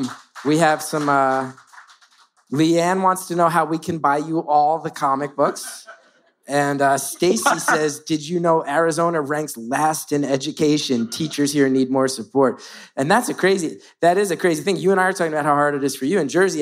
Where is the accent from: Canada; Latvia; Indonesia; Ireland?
Ireland; I'm Irish, like Banshee.